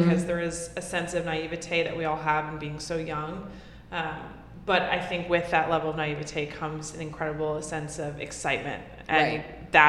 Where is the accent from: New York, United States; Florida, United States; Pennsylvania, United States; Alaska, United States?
New York, United States; New York City; I am a born and raised New Yorker.